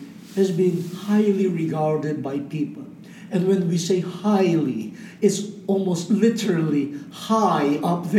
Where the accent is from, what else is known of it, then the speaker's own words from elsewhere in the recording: Philippines; I speak as a Filipino from Asia